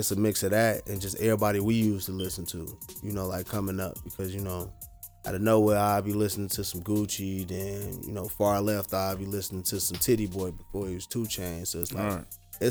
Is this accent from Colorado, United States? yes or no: no; Chicago, Illinois, United States; moved away; I'm from Chicago.